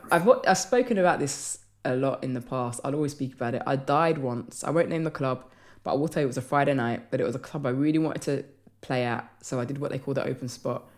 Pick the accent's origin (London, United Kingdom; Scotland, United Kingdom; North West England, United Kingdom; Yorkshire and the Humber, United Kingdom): London, United Kingdom; I'm from London